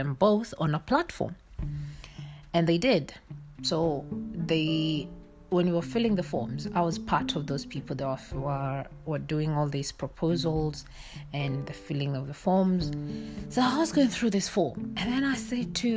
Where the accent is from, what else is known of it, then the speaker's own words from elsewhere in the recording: Kenya; I born and bred in Kenya